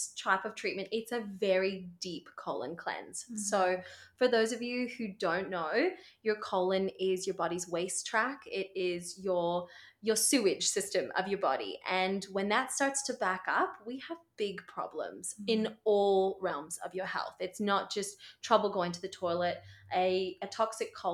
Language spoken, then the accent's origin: English; Seattle, Washington, United States; moved away as an adult; now in Brisbane, Australia; back in Seattle, my hometown, back in the United States